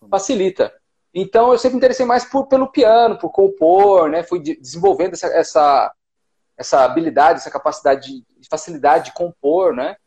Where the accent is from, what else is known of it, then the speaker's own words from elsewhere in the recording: Mogi das Cruzes, São Paulo, Brazil; moved away as an adult; also born or lived in Cape Verde; now in Suzano, Brazil; Eu, eu, eu cresci aqui, né? Eu nasci em Mogi e me criei Mogi das Cruzes é uma cidade vizinha aqui, né?